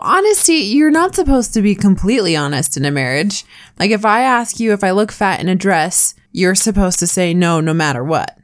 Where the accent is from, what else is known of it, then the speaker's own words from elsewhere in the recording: Washington, United States; now in Utah, United States; where I grew up in Washington.